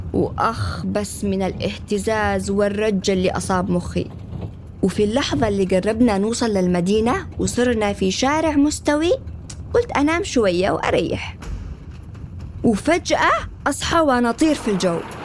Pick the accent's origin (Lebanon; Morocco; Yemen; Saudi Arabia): Yemen; Sanaa, Amanat Al Asimah; moved away as an adult; صنعاء مدينتي اللي ولدت فيها وتربيت